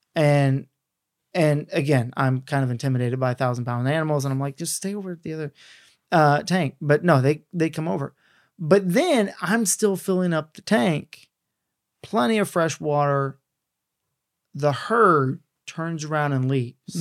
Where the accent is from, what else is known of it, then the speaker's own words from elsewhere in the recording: the South, United States; I grew up in the South